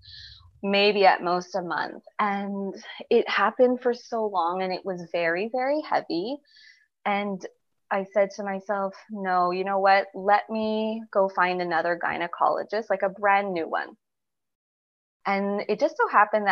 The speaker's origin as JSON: {"language": "English", "town": "Montreal", "region": "Quebec", "country": "Canada", "said": "I live in a pretty big city. I'm from Montreal."}